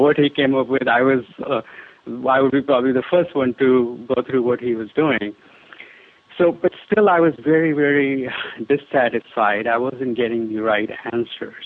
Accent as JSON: {"language": "English", "region": "Delhi", "country": "India", "tie": "born or raised there", "said": "when I was a child, I, I grew up in India, primarily Delhi, which is the capital of India"}